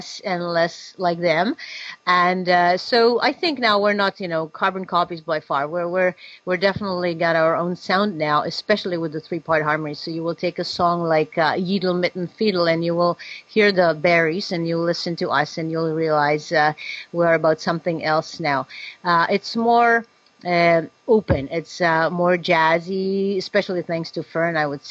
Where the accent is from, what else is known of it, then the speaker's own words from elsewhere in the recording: Prague, Czechia; moved away; I'm Czech. I'm from Prague, and my background actually is musical theater, where I was a child star